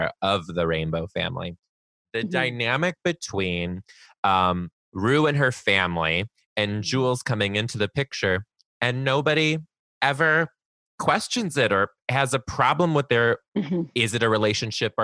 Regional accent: Detroit, Michigan, United States; now in Seattle, United States; So I'm actually originally from Detroit. And when I moved out to Seattle

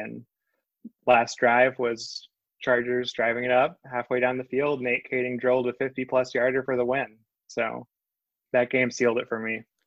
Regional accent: Northwest Georgia, United States; I'm originally from Northwest Georgia

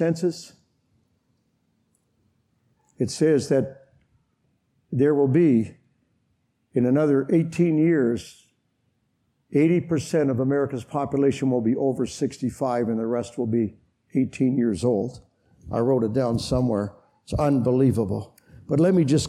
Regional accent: Canada; I come from Canada

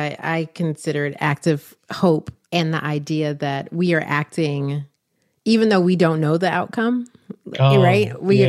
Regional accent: Miami, Florida, United States; I'm originally from Miami.

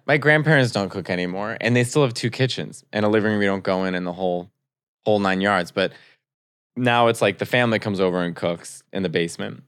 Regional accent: Arlington Heights, Illinois, United States; I'm from Arlington Heights in Chicago.

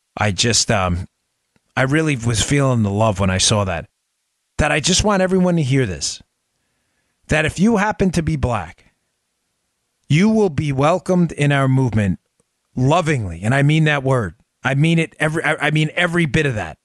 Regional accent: New York, United States; I grew up in New York

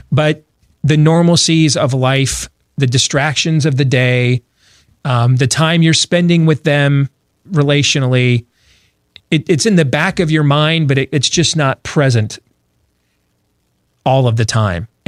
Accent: United States; As an American, as a as a person that works in this industry

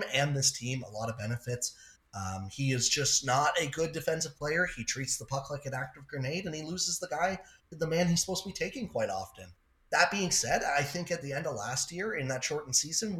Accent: Toronto, Ontario, Canada; I'm from the Toronto area

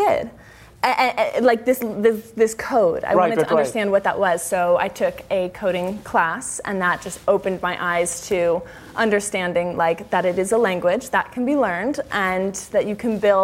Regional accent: Midwest, United States; I grew up in the Midwest

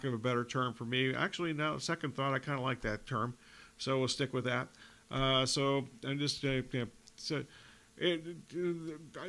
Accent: Tucson, Arizona, United States; when I was growing up in Tucson as a high school kid

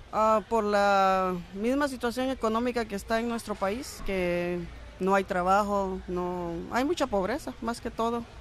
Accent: Guatemala; moved away as an adult; now in United States; en mi país yo estaba dando clases, era maestra de, primaria

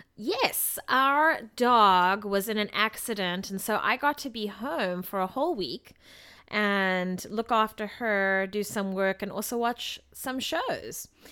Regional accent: South Africa; moved away; this is somewhat how I grew up in South Africa

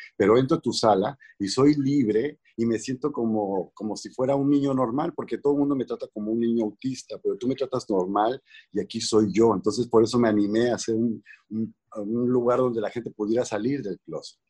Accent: Mexico; now in Los Angeles, United States; vivo en Los Ángeles, soy mexicano

